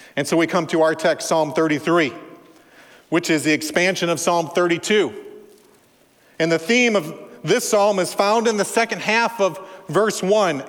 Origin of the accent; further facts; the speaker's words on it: Minnesota, United States; I'm from Minnesota, land of Scandinavians and Germans, Norwegians, pretty restrained people